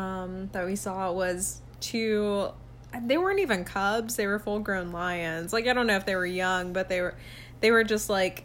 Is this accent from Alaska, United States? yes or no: no; Columbus, Georgia, United States; moved away as an adult; also born or lived in Orlando; now in Buffalo, United States; I grew up in Columbus, Georgia.